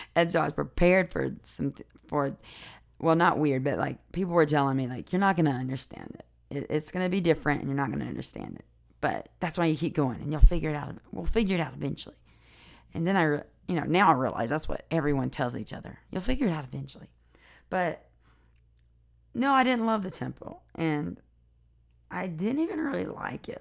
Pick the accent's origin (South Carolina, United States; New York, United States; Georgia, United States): South Carolina, United States; now in Utah, United States; I live in Utah now, but I grew up in South Carolina.